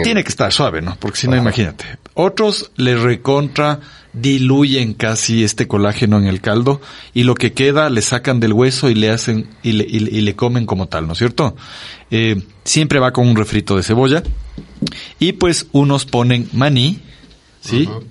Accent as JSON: {"language": "Spanish", "country": "Ecuador", "said": "somos un país andino, en la sierra"}